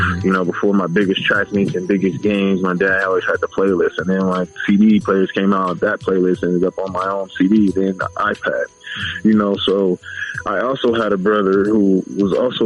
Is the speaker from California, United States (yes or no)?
yes; Los Angeles, California, United States; also born or lived in Inglewood, California; I'm from Pacoima